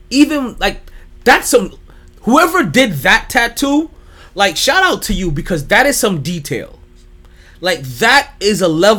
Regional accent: New York City, New York, United States; I'm from Brooklyn

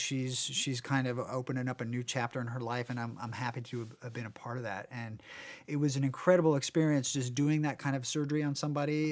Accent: Warrenton, United States; moved away; in my small town where I grew up in Warrenton

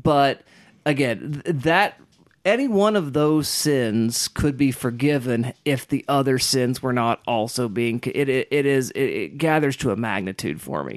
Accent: Kiowa country, Oklahoma, United States; growing up in Kiowa country

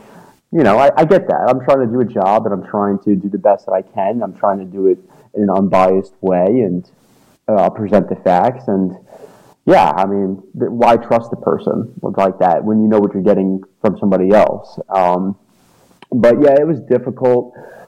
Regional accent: New York City, New York, United States; also born or lived in Starkville; I came from New York City, and I lived in Auburn, Alabama for about 10 months, but that was a real brief time period for me.

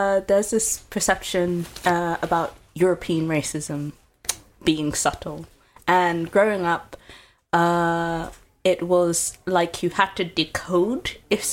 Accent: United Kingdom; moved away as an adult; now in Groningen, Netherlands; I'm living in Groningen, but I originally come from the UK

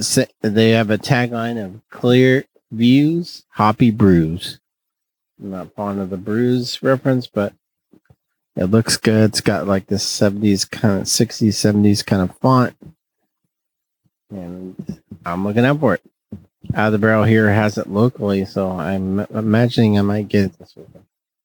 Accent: Fresno, California, United States; accent: Northeast Fresno; This is my Northeast Fresno accent.

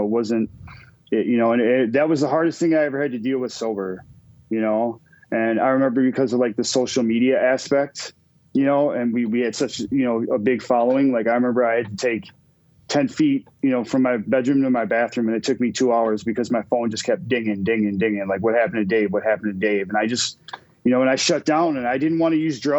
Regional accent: Minnesota, United States; also born or lived in Wisconsin; now in Green Bay, United States; I'm from Minnesota too

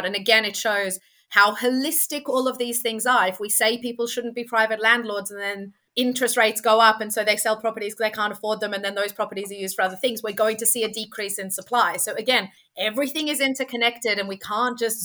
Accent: Australia; now in United Kingdom; being Australian

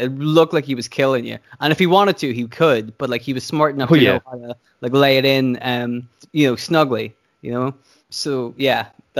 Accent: Northern Ireland, United Kingdom; as an Irishman, I find it not just an Irishman, but a man from Northern Ireland, right?

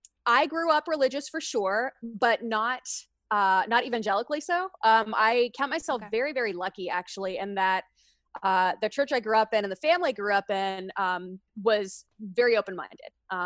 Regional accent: Kentucky, United States; I grew up in Kentucky. I lived, you know, all of my childhood through college years in Kentucky, but I had family in Louisiana.

